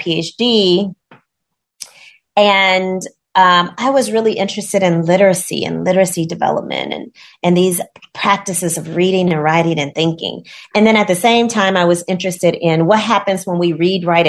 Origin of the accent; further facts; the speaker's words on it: Gary, Indiana, United States; growing up in Gary, Indiana, I went to schools that mostly had Black children